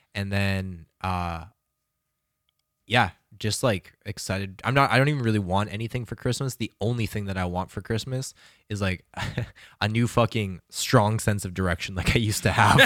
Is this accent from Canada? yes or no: yes; Calgary, Alberta, Canada; moved away; go back to my hometown and to fucking relax in Calgary